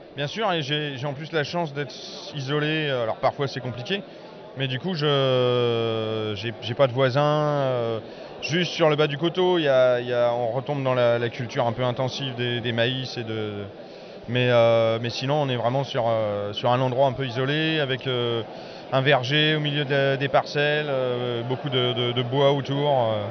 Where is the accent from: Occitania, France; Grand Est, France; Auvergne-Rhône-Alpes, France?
Grand Est, France; Strasbourg; je suis né à Strasbourg, mais c'est l'appartenance que j'ai, elle est, uniquement là